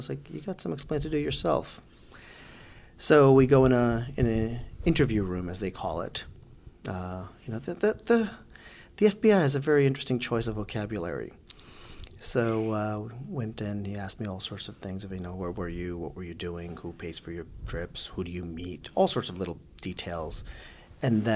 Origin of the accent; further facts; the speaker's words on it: New York City, New York, United States; also born or lived in Bangladesh; I grew up in Brooklyn. Yeah. You know, that's home for me